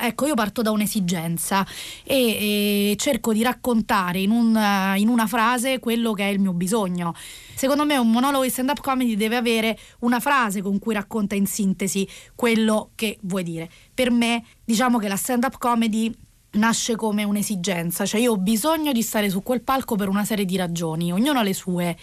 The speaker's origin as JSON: {"language": "Italian", "town": "Rome", "region": "Lazio", "country": "Italy", "tie": "born or raised there", "said": "sono nata a Roma in, eh, in un contesto borghese"}